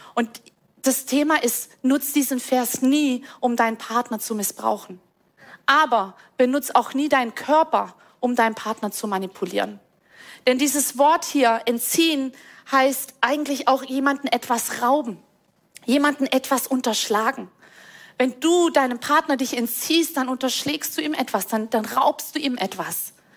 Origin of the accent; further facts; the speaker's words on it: Rhineland, Germany; Ich komme aus dem Rheinland